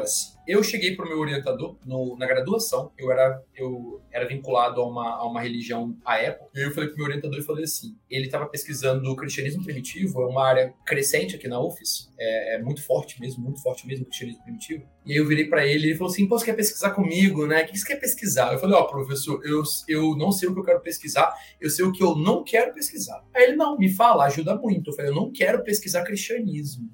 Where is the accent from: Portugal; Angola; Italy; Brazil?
Brazil; a gente é brasileiro